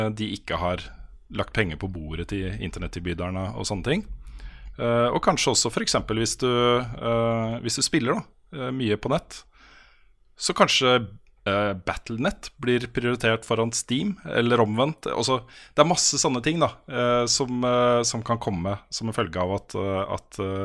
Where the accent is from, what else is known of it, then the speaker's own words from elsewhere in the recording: Norway; som nordmann